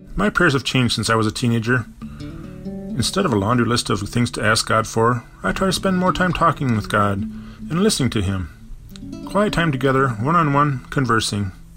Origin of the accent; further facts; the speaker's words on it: Bloomington, Minnesota, United States; now in Minneapolis, United States; growing up in Bloomington, Minnesota, the middle child of a cluster of eight devout Catholic kids